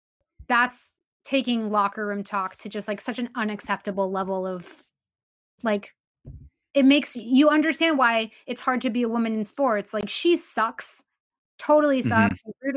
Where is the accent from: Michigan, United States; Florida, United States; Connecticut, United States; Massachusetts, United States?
Massachusetts, United States; Boston; I grew up in Boston and I grew up down the street from Fenway.